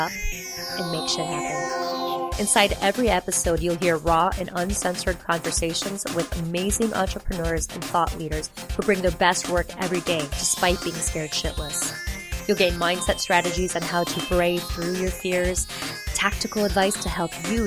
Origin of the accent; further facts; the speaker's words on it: Midwest, United States; also born or lived in Wisconsin; We're both Midwest girls